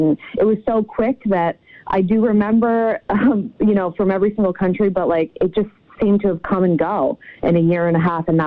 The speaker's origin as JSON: {"language": "English", "region": "Connecticut", "country": "United States", "said": "I'm from Connecticut originally"}